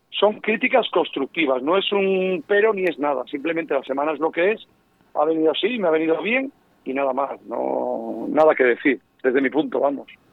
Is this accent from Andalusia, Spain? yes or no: no; Castile and León, Spain; soy leonés